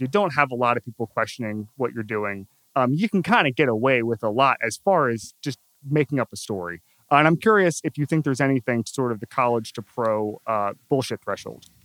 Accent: Orlando, Florida, United States; I'm from Orlando

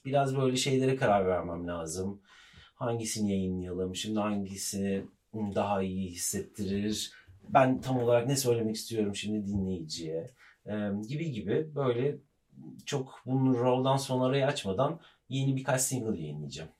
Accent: Ankara, Turkey; biz Ankaralıyız. Bizim Ankara'daki ev Gençlik Caddesi'nde Anıtkabir'in karşısında büyüdüm ben

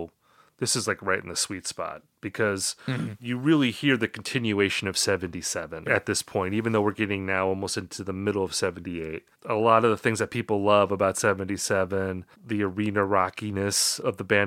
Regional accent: Wisconsin, United States; I'm from Wisconsin

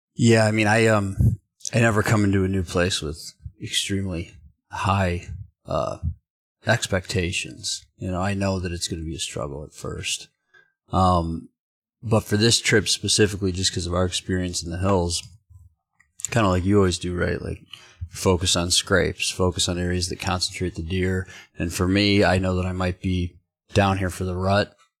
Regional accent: Michigan, United States; Growing up in Michigan swamps, like, we didn't really hunt a lot of ag

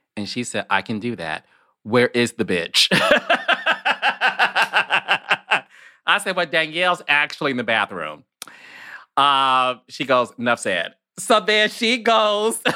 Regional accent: Detroit, Michigan, United States; I'm from Detroit

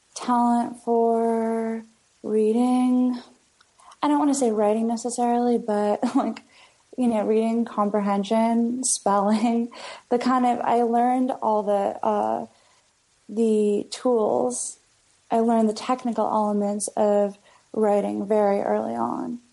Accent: London, Ontario, Canada; moved away as an adult; also born or lived in Kingston, Ontario / Toronto, Ontario; now in New York, United States; where I'm from is uh, London, Ontario, which is two hours away from Toronto

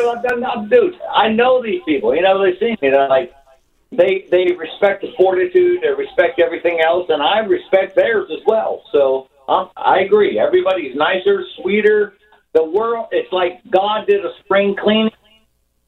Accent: Ohio, United States; now in New York, United States; I'm from Ohio. It's a red state, all that kind of stuff. I was born and raised

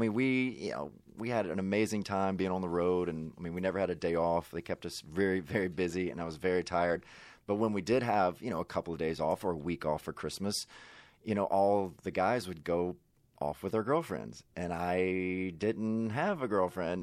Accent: Mississippi, United States; moved away; I grew up in Mississippi

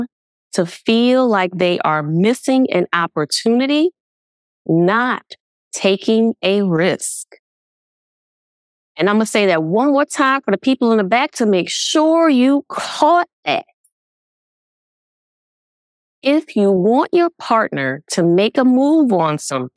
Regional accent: Nashville, Tennessee, United States; I was born and raised in Nashville, Tennessee. So I am true Southern bred

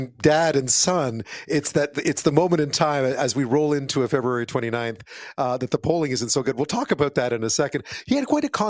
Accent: Montreal, Quebec, Canada; also born or lived in Edmonton; growing up in Montreal, people I grew up with, he was kind of a legend, right? And then as a young kid, I went out and lived out west for a while in Edmonton, went to grade school out there.

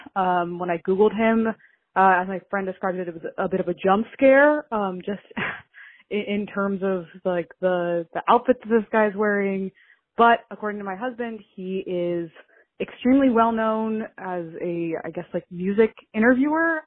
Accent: United States; I'm American, and my husband is Canadian

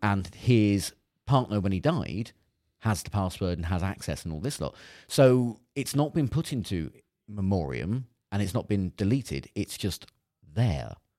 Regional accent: Cornwall, South West England, United Kingdom; I grew up in Cornwall

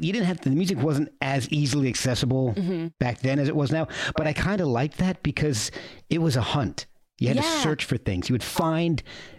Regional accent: New Jersey, United States; where I grew up in New Jersey.

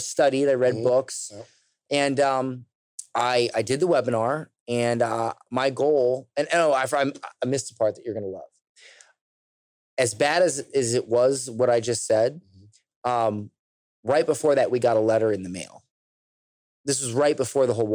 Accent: United States; I'm American

